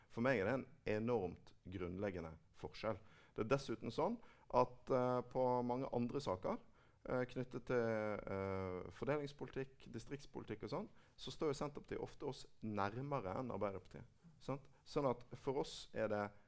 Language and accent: Norwegian; Bergen, Vestland, Norway; i min hjemby Bergen.